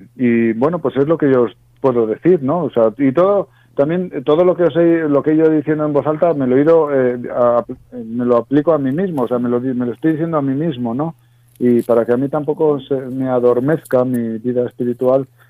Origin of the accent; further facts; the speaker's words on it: Zamora, Castile and León, Spain; Yo soy de un pueblo de la Zamora profunda, ¿no? Junto a la, eh, muy cerquita de la raya de Portugal